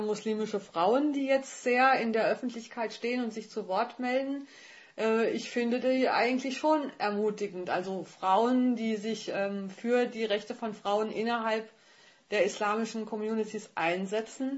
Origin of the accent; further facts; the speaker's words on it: Germany; Ich als Deutsche